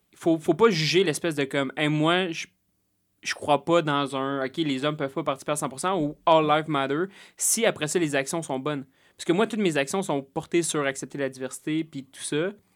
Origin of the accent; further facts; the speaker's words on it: Salaberry-de-Valleyfield, Quebec, Canada; je suis né à Valleyfield